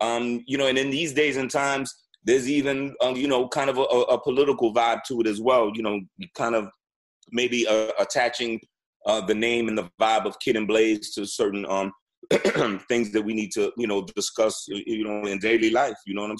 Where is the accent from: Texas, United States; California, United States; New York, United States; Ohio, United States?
New York, United States; but I'm from New York. But I'm from New York, so yeah.